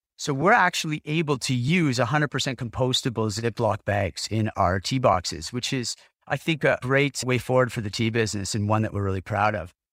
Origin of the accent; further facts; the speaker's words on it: Ottawa, Ontario, Canada; moved away as an adult; when I moved back to Ottawa, my hometown